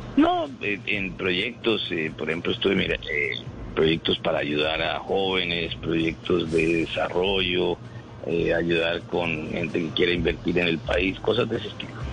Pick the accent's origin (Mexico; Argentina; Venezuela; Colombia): Colombia; como todos los colombianos